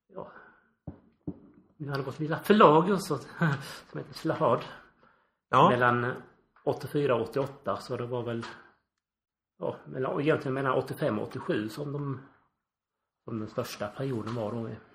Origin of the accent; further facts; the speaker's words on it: Sölvesborg, Blekinge, Sweden; moved away as an adult; also born or lived in Skellefteå / Växjö / Skinnskatteberg; now in Karlshamn, Sweden; jag är ursprungligen från Sölvesborg där jag är uppväxt